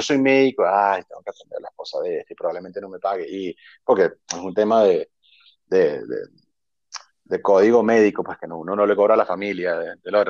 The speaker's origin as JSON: {"language": "Spanish", "country": "Venezuela", "also_born_or_lived": "Ecuador / Maldives / United States", "moved": "as an adult", "said": "su identidad como venezolano."}